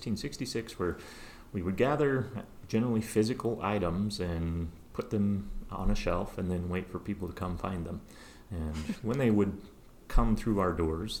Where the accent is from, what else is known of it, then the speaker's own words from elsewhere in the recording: Kettle Falls, Washington, United States; also born or lived in Seattle; now in Spokane, United States; Eastern Washington boy. I grew up in Kettle Falls up here north of town